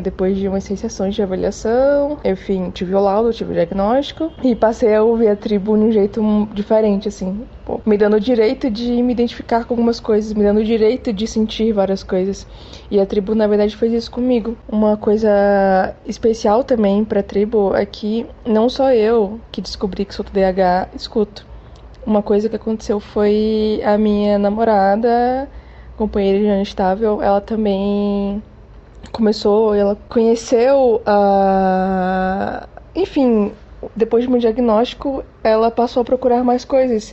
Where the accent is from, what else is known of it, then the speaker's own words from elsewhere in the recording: Salvador, Bahia, Brazil; now in Curitiba, Brazil; Eu sou de Salvador, Bahia. Mas eu moro hoje em dia e já tem um tempinho já que eu moro em Curitiba, no Paraná